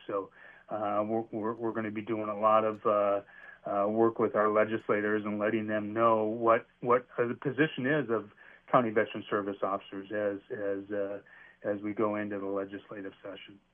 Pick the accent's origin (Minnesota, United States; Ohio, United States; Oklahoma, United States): Minnesota, United States; St. Cloud; came back to my hometown of Saint Cloud